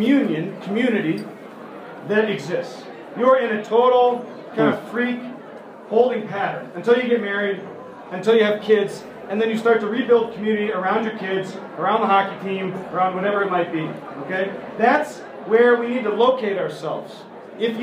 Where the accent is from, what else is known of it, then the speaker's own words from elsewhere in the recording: United States; We're American